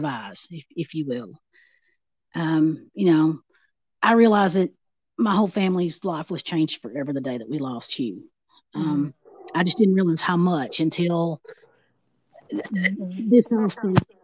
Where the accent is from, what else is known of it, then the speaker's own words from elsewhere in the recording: Big Rock, Tennessee, United States; moved away; I grew up in Big Rock. I am a native of Stewart County.